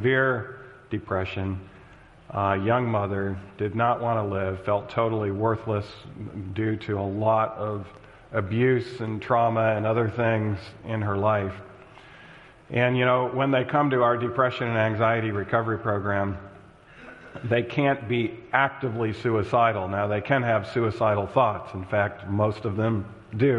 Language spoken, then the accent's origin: English; Michigan, United States; moved away; this is my home state